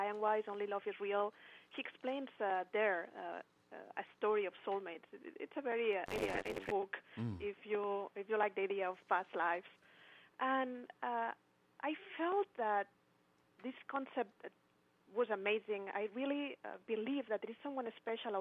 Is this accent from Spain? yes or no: yes; Spain; English is a second language; moved away; also born or lived in Barcelona; In that moment, I was living in Barcelona. I'm from Spain.